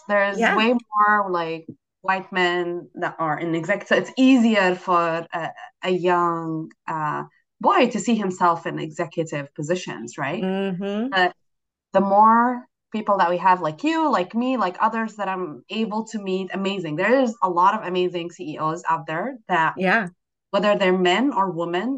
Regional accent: Jordan; now in United States; I'm from Jordan, a Middle Eastern country

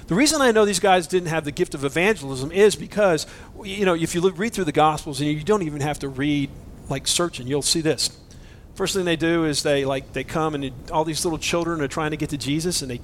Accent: Boise, Idaho, United States; I'm from Boise

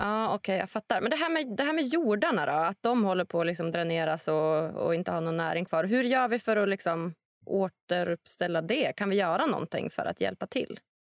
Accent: Sweden; om jag som svensk

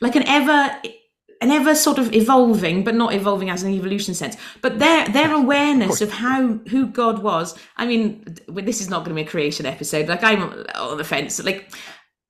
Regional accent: United Kingdom; I'm British

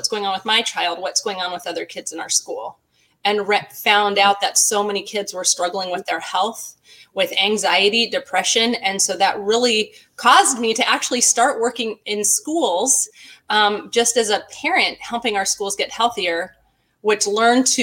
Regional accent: Glendora, California, United States; I live in Glendora, California, and lived in this area for my whole life

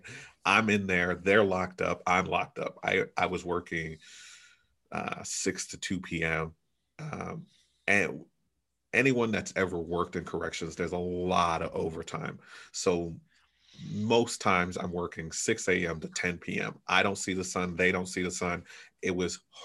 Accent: New York, United States; moved away as an adult; also born or lived in Brooklyn, New York / Topeka, Kansas; I am originally from New York

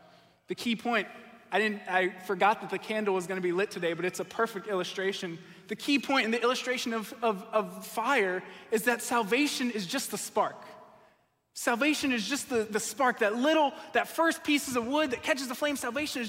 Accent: Connecticut, United States; now in Michigan, United States; We're really blessed out here in Michigan, where I grew up in Connecticut

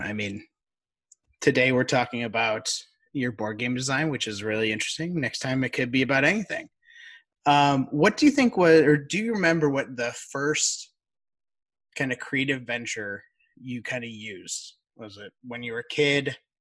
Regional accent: outside of Chicago, Illinois, United States; we grew up outside of Chicago.

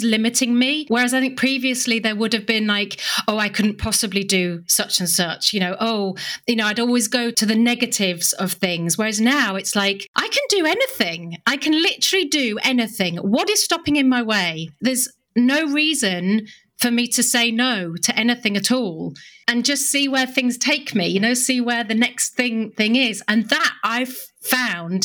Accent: United Kingdom; I'm British.

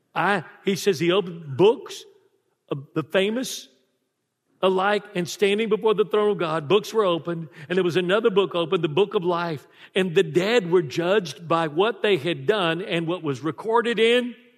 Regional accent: Texas, United States; I was raised in Texas

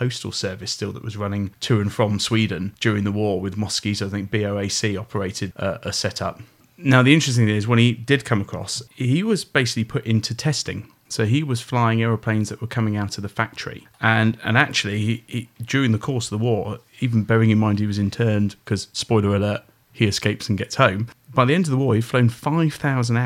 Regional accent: Oxfordshire, South East England, United Kingdom; I was brought up in Oxfordshire

